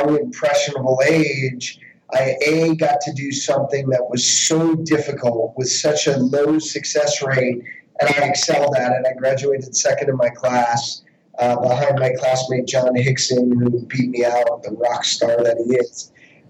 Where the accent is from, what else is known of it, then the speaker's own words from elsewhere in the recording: Westchester, New York, United States; as a kid, you know, growing up in Westchester